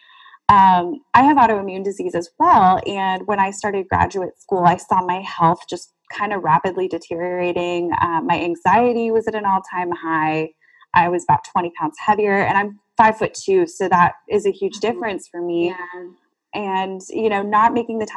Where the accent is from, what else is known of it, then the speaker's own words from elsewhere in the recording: South Florida, United States; moved away as an adult; now in Central Florida, United States; I'm from South Florida and getting to know a different area because I went up here for college